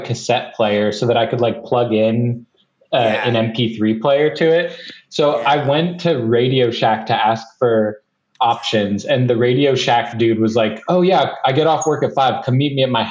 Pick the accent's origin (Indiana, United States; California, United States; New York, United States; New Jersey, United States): Indiana, United States; us growing up in Indiana